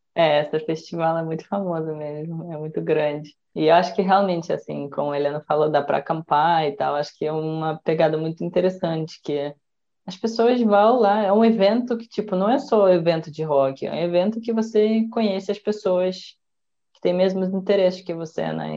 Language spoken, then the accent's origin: Portuguese; Russia; na cidade vizinha da, da minha cidade natal